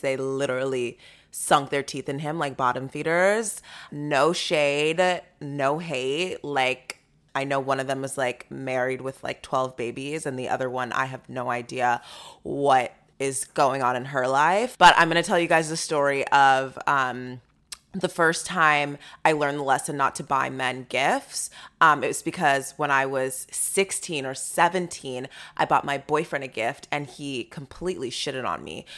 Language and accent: English; Sugar Land, Texas, United States; I'm from Sugarland, Texas.